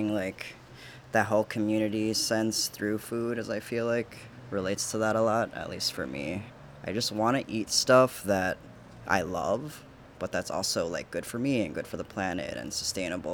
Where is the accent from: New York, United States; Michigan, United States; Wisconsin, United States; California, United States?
Wisconsin, United States; Milwaukee; I'm from here